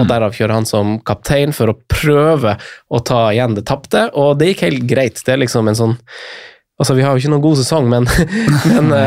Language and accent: Norwegian; Eastern Norway, Norway; Hun er derfra, jeg kommer jo fra, fra Østlandet